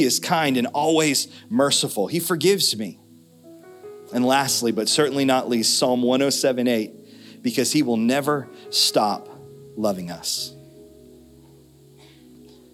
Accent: United States; We grew up in America

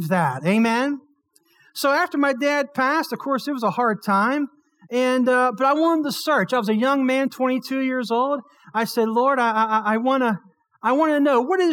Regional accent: Blairsville, Pennsylvania, United States; Born and raised in Blairsville, Pennsylvania

